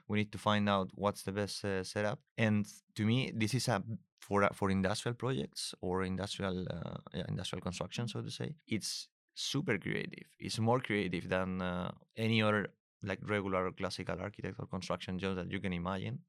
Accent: Spain; moved away as an adult; also born or lived in Germany / Munich; I'm originally from Spain

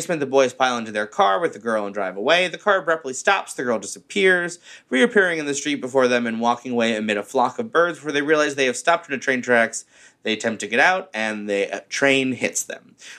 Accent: Florida, United States; Growing up in Florida, basements are not a thing that makes sense to me.

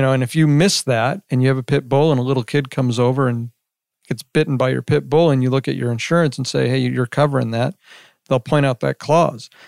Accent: Las Vegas, Nevada, United States; I grew up in Las Vegas, uh, since I was about three years old

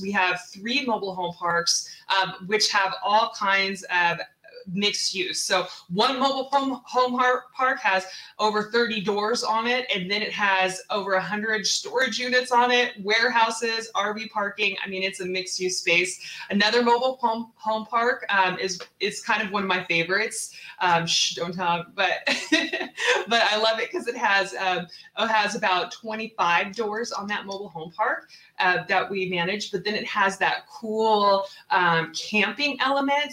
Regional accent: Seattle, Washington, United States; moved away as an adult; also born or lived in Texas; I am originally from Seattle

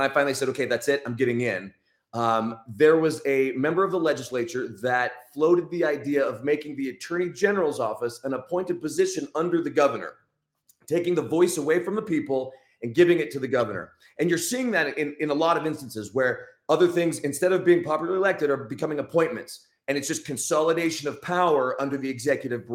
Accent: Utah, United States; I'm from Utah, grew up in Utah, went to BYU

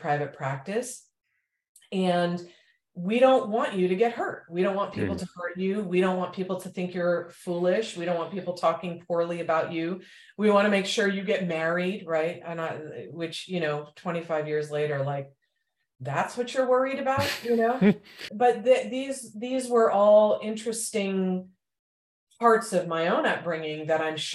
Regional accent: India; moved away; I'm from India

